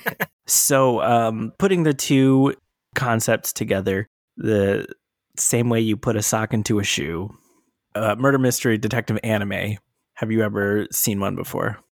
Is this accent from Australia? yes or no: no; Atlanta, Georgia, United States; I'm from Atlanta